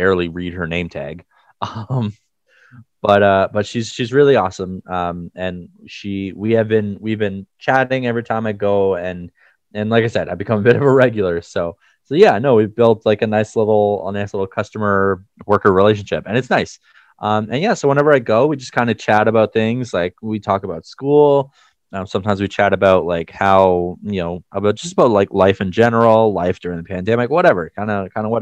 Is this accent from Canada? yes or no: yes; Canada; as a Canadian